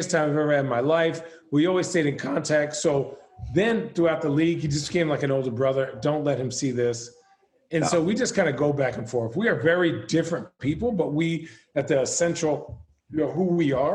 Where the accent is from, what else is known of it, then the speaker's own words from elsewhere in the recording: Phoenix, Arizona, United States; We're both from Phoenix